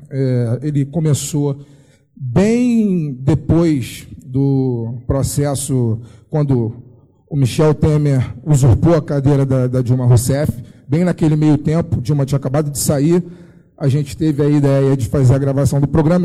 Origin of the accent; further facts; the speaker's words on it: Rio de Janeiro, Brazil; eu sou do Rio de Janeiro